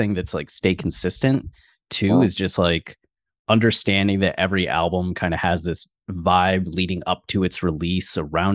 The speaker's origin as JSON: {"language": "English", "region": "Ohio", "country": "United States", "tie": "born or raised there", "moved": "yes", "lives_now": "Austin, United States", "said": "when I was growing up in Ohio, everything was like 20 to 40 minutes for a drive"}